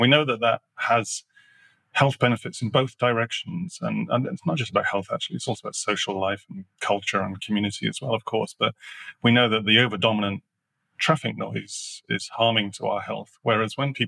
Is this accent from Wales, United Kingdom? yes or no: no; Sheffield, Yorkshire and the Humber, United Kingdom; I grew up in Sheffield